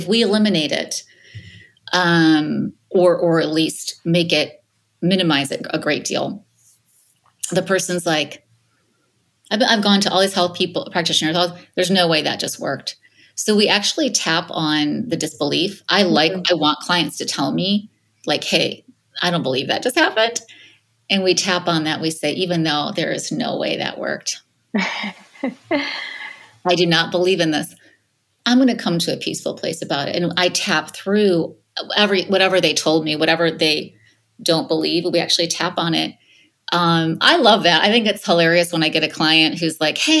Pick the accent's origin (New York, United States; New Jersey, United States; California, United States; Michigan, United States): Michigan, United States; now in Los Angeles, United States; I'm from the Midwest. I'm from Michigan originally, even though I'm in Los Angeles now